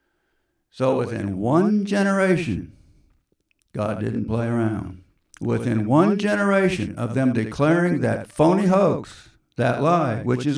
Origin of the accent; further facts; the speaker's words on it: California, United States; accent: southern Kansas drawl; also born or lived in Kansas; Excuse my southern Kansas drawl I switch back to now and then. I'm really from California